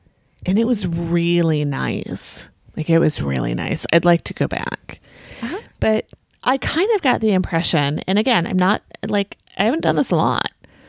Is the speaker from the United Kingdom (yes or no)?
no; Australia; I'm Australian. So if it's an Australian host, that's a bonus.